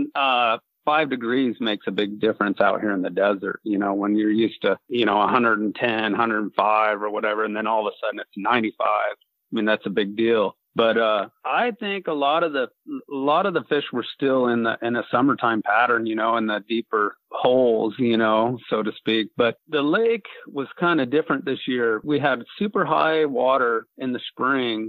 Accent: Boulder City, Nevada, United States; I was born and raised in Boulder City, Nevada

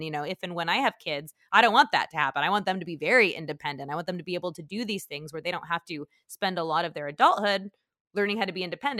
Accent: California, United States; So I don't want to say Southern California wasn't safe. It wasn't like LA or anything. I grew up in Orange County. Yeah, it was not the hood.

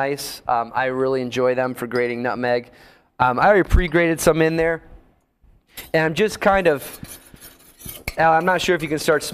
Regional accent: Northeast, United States; moved away; I'm from the Northeast originally

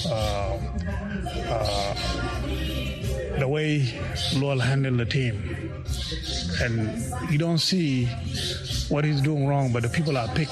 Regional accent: South Sudan; Our makeup, physical makeup in South Sudanese, we are tall people.

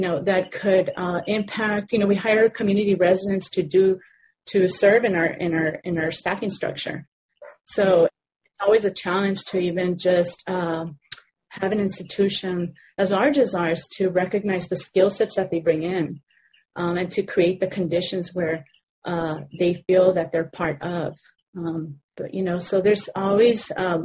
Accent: Los Angeles, California, United States; I grew up in Pico Union

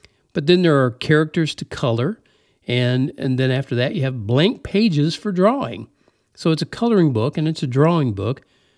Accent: United States; But I was raised in the Midwest, in the Mid-South, in the South.

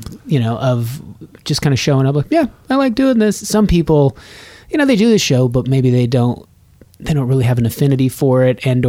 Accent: Nevada, United States; moved away; also born or lived in Colorado; I grew up in Nevada, but I went to school in Colorado

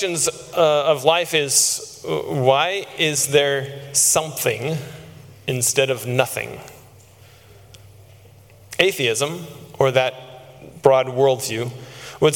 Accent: Texas, United States; I grew up in Texas

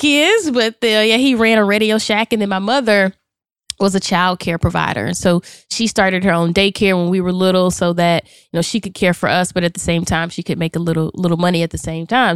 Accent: Charlotte, North Carolina, United States; I am from Charlotte, North Carolina, born and raised

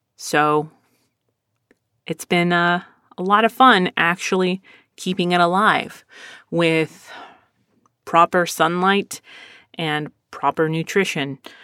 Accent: Philadelphia, Pennsylvania, United States; I was born in Philadelphia

